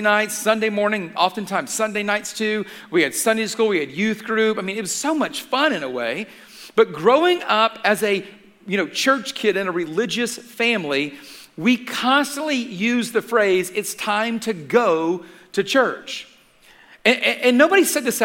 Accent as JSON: {"language": "English", "town": "Atlanta", "region": "Georgia", "country": "United States", "tie": "born or raised there", "said": "I grew up in Atlanta"}